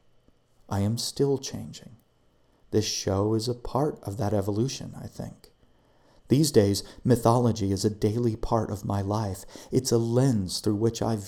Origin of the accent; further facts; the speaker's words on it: United States; I'm an American